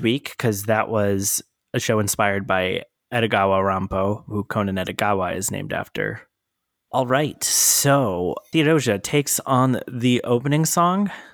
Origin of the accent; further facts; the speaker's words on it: Atlanta, Georgia, United States; I'm from Atlanta